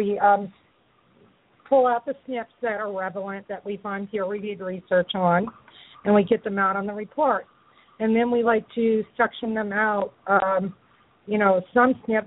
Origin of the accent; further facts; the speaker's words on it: New Orleans, Louisiana, United States; my hometown, New Orleans